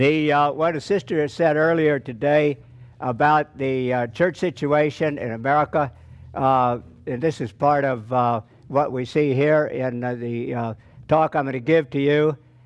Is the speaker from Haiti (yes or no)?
no; Indonesia; I'm being from Indonesia, as opposed to Brother Elijah, who stirred us up.